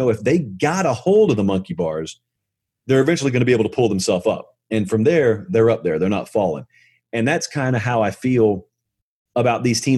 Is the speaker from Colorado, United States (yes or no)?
yes; Boulder, Colorado, United States; I went to it when I was growing up in Boulder.